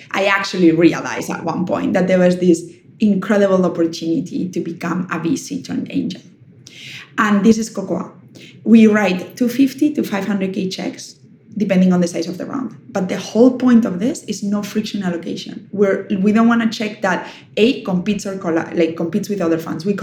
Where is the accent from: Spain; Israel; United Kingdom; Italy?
Spain; English is a second language; I'm from Spain. Like hosting people is what we do.